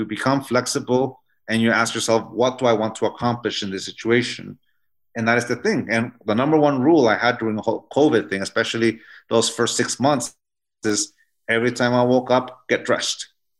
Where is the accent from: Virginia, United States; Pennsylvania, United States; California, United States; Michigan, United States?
California, United States; San Diego; my wife, like I said before, she grew up in Harriman, Utah, and I grew up in San Diego, California.